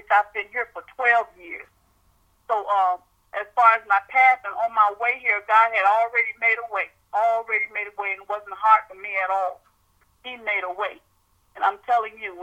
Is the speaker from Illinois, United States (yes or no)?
no; Miami, Florida, United States; moved away as an adult; now in Tallahassee, United States; I'm really from South Florida, Miami, Florida.